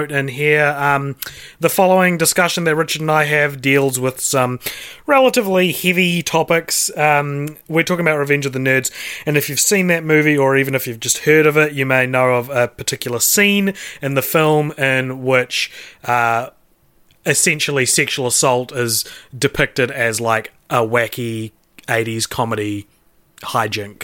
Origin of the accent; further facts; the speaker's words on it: Christchurch, Canterbury, New Zealand; moved away; I'm moving back to my hometown of Christchurch